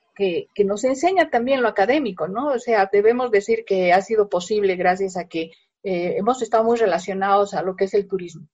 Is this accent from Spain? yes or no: no; Bolivia; somos los bolivianos